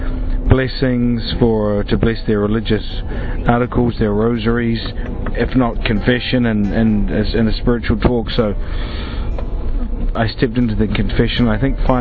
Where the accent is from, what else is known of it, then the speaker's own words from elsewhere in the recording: New Zealand; now in Krakow, Poland; I'm originally from New Zealand, although I live and work in the Archdiocese of Krakow in Poland